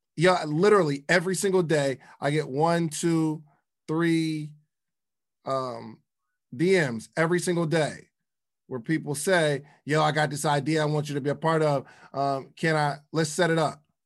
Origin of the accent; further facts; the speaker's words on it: the North, United States; I'm from the North